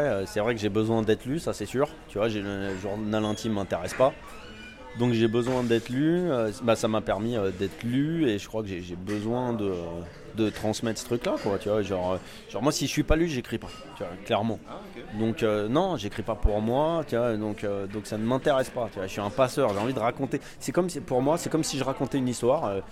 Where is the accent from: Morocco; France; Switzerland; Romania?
France; Val-de-Marne, Île-de-France; now in Paris, France; je viens de banlieue en fait. Je viens du Val-de-Marne